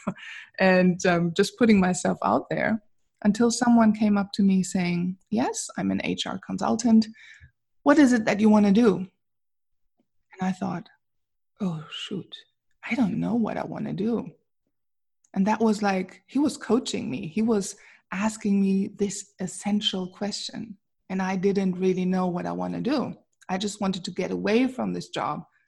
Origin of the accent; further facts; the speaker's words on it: Wuppertal, North Rhine-Westphalia, Germany; English is a second language; moved away as an adult; now in Princeton, New Jersey, United States; I was born in Wuppertal in Germany